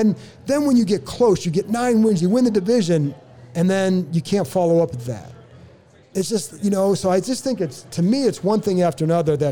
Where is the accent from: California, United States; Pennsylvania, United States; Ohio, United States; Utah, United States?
Ohio, United States; Cleveland; moved away; I come from Cleveland